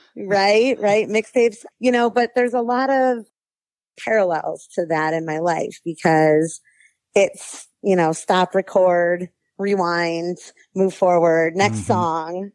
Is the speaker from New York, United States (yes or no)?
yes; New York, United States; now in Palmdale, United States; Growing up in New York, we had K 12 districts